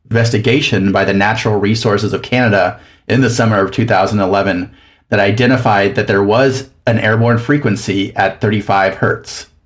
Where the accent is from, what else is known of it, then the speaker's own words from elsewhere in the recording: southern Mexico, Mexico; also born or lived in Louisiana; now in Minneapolis, United States; I'm originally from Louisiana, grew up in southern Mexico, and then went to a bunch of different schools